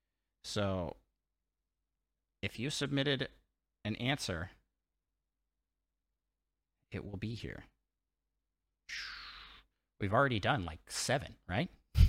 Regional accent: Washington, United States; we're both from Washington State.

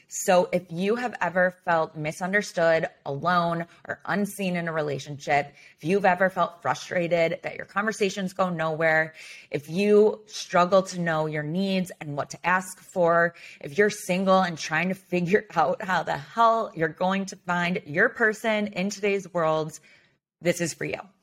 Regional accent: Highland Park, Illinois, United States; I grew up in Highland Park. I went to Highland Park High School.

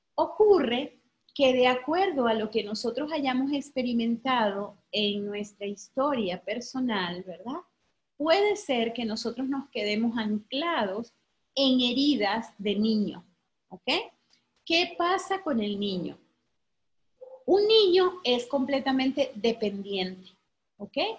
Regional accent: Venezuela; moved away as an adult; now in Mexico; porque soy venezolana, ¿sí? Soy de Venezuela

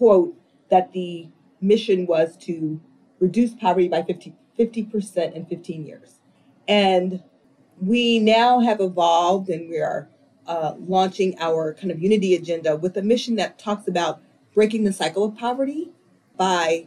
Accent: Dayton, Ohio, United States; now in Rochester, United States; my sister and I were raised in Dayton in this beautiful little neighborhood

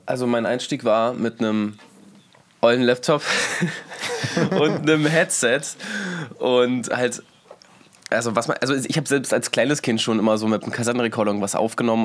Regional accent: Berlin, Germany; first language German; ich bin Berliner sogar

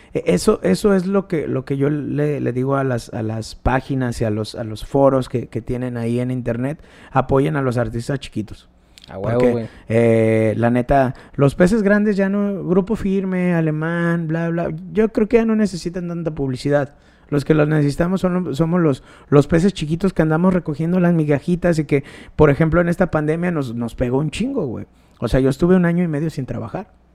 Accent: León, Guanajuato, Mexico; el barrio donde yo nací está culero, güey, está gacho

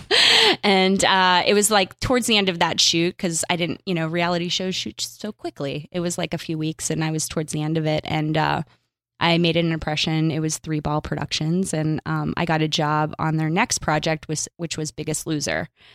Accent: Pittsburgh, Pennsylvania, United States; moved away as an adult; also born or lived in New York; now in Los Angeles, United States; I'm from Pittsburgh

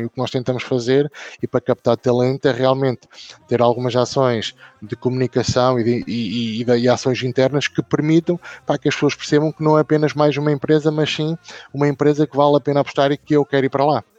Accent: Northern Portugal, Portugal; Eu, eu sou da Zona Norte

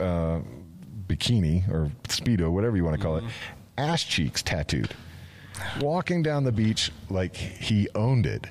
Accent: Florida, United States; I was born and raised in Florida

